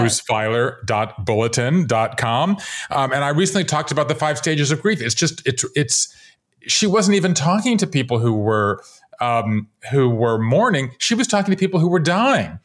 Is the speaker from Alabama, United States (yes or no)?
no; Savannah, Georgia, United States; moved away as an adult; also born or lived in Japan; now in Brooklyn, United States; I grew up in Savannah, Georgia